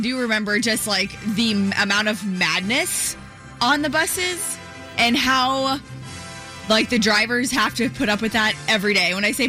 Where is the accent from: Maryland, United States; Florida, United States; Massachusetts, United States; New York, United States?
Florida, United States; Gulf Coast; now in Orlando, United States; I grew up on the Gulf Coast